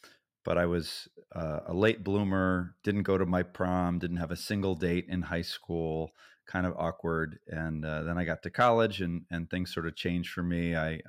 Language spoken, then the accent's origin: English; Massachusetts, United States; I grew up in Massachusetts in a small suburb of the Boston area, only child, very well loved.